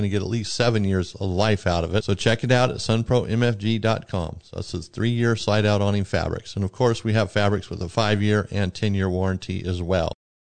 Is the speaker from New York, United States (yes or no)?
no; Arizona, United States; I'm from Arizona where water's, you know, a tremendous problem.